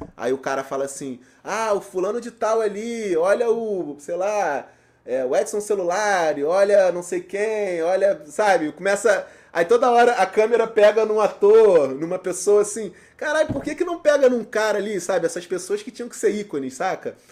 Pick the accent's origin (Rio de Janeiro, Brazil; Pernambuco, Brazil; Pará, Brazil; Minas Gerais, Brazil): Rio de Janeiro, Brazil; Nilópolis; eu sou nascido e criado em Nilópolis